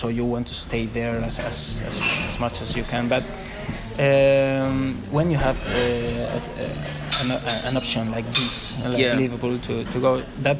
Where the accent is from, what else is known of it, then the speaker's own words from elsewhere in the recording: Madrid, Community of Madrid, Spain; Since I'm a little child, and in my family everybody was supporting Real Madrid.